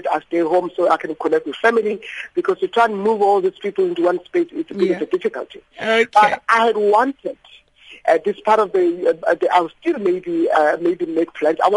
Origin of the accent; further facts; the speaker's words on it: Limpopo, South Africa; moved away; I come from Limpopo, so I'm a girl from the rural areas.